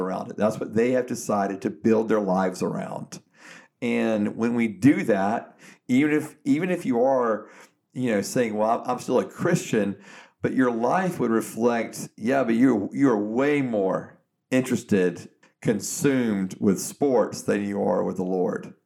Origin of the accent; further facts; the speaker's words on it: Georgia, United States; I'm from Georgia